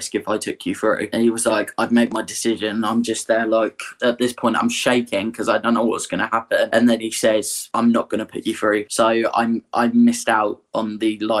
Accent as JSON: {"language": "English", "town": "Aldershot", "region": "South East England", "country": "United Kingdom", "said": "I'm from Aldershot in Hampshire"}